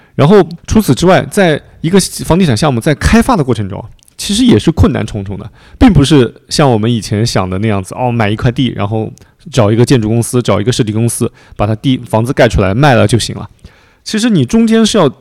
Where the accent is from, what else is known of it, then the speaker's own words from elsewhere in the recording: a small city in Anhui, China; moved away; 因为我是那个安徽一个小城市的长大的嘛